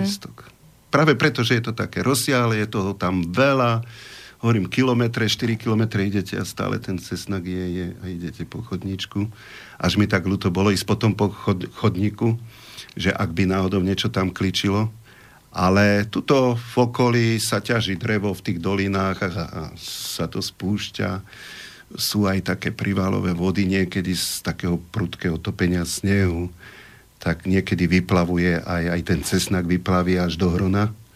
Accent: Slovakia; som tu vyrastol, tu som sa narodil

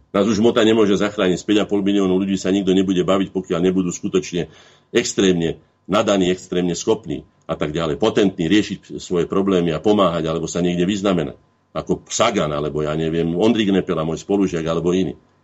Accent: Slovakia; my Slováci

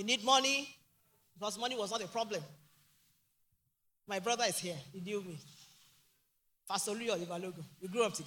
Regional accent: Ogbomosho, Oyo, Nigeria; I'm from Ogumoshi, the great city.

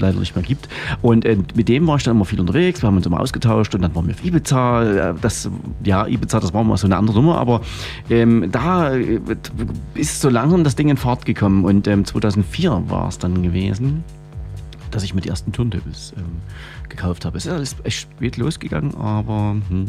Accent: Freiberg, Saxony, Germany; in Freiberg, äh, dort wo ich herkomme

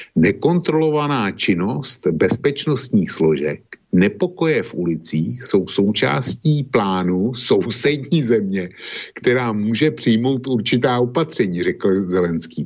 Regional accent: Bohemia, Czechia; also born or lived in Prague; u nás v Čechách

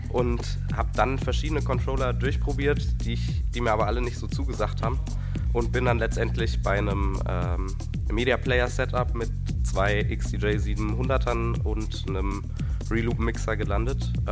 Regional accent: Giessen, Hesse, Germany; komme aus Gießen, bin 19 Jahre alt

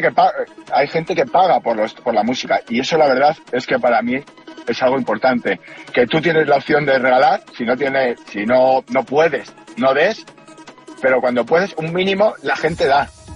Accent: Spain; como español en Suiza

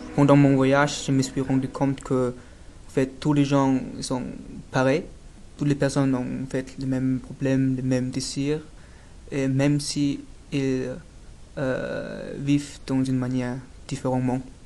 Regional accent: Dresden, Saxony, Germany; French is a second language; je suis né en Allemagne, à Dresden, dans l'est d'Allemagne

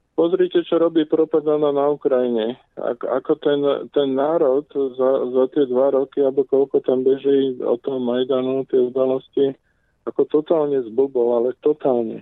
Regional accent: Slovakia; ja som obyčajný Slovak

